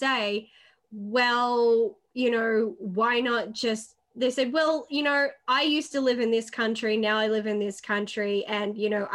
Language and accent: English; Australia; I'm Australian. And the thing is, they know I'm Australian